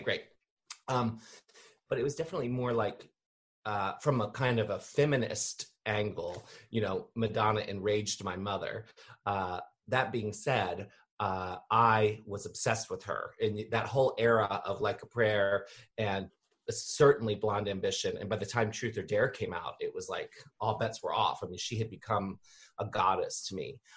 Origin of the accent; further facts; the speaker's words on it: Annapolis, Maryland, United States; I'm in Maryland, so okay. I grew up here in in Maryland, uh, in Annapolis